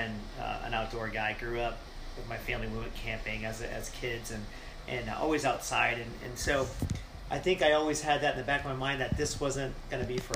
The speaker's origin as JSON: {"language": "English", "region": "Massachusetts", "country": "United States", "tie": "born or raised there", "also_born_or_lived": "Florida", "moved": "yes", "said": "originally born in Massachusetts, and found myself down in Florida"}